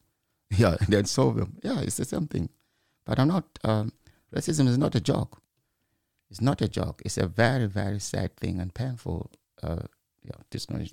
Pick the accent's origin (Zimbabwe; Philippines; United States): Zimbabwe; moved away as an adult; now in United Kingdom; I'm from Zimbabwe. Maybe because I was born in the village